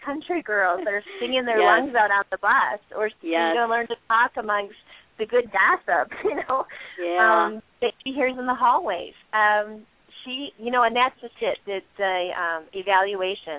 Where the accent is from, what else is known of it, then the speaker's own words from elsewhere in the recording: Michigan, United States; we're from Michigan